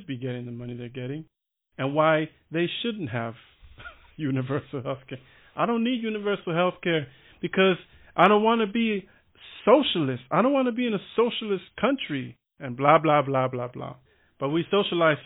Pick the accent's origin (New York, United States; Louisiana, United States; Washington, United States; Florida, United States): Florida, United States; Miami; moved away as an adult; now in Berlin, Germany; I'm from Miami